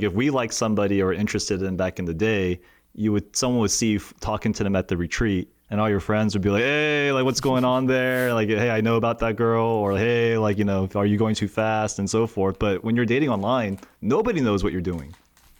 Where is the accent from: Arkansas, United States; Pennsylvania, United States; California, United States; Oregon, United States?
California, United States; Cerritos; because I grew up like in Cerritos and the OC